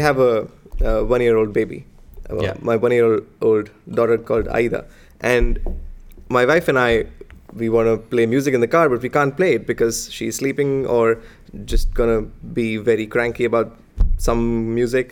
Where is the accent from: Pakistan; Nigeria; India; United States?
India; moved away; I grew up in India